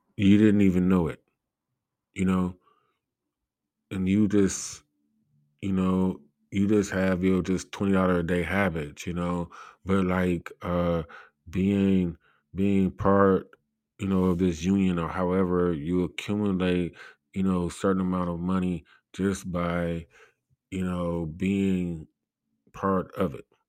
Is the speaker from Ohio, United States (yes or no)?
yes; Cleveland, Ohio, United States; I come from Cleveland, Ohio